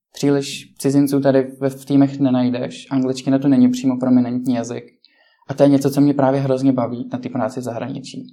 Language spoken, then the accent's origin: Czech; Czechia; jsme vlastně dva z Česka